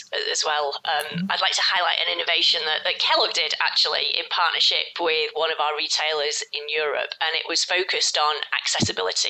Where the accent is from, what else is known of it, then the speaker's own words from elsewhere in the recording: United Kingdom; a local school in the UK, my home country